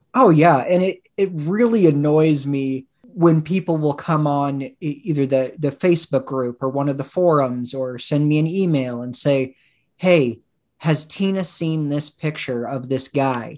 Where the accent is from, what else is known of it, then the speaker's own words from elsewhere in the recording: Woodland, Washington, United States; I grew up in Woodland, Washington